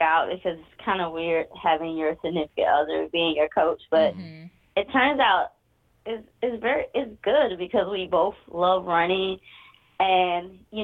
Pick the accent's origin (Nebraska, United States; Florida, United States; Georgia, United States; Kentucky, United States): Georgia, United States; Atlanta; born or raised there